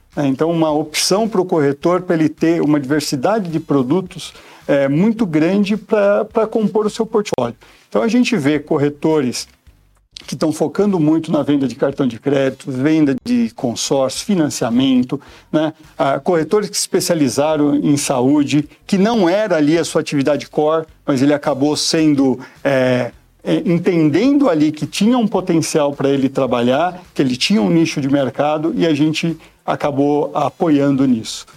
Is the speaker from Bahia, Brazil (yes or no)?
no; São Paulo, Brazil; moved away as an adult; now in Itupeva, Brazil; nasci em Pirituba, então acabei fazendo toda a minha, minha vida